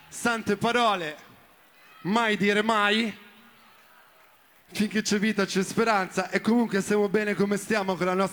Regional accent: Milan, Lombardy, Italy; sono granata sin da piccolo, anche se sono di Milano.

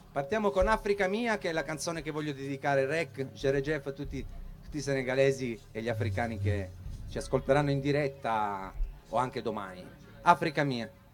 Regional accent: Bagnara Calabra, Calabria, Italy; moved away; il mio paese Bagnara Calabra

